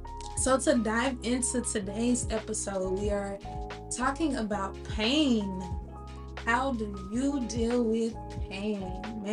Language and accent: English; Dallas, Texas, United States; moved away; we are recording in my hometown, Dallas, Texas.